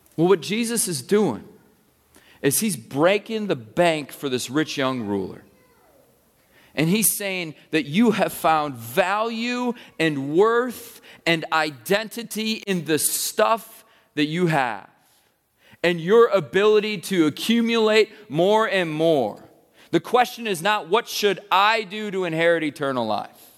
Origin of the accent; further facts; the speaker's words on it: United States; as American people